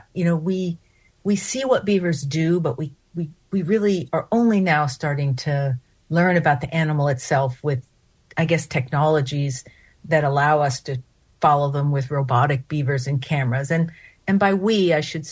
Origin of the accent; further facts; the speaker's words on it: Hudson Valley, New York, United States; I grew up in the Hudson Valley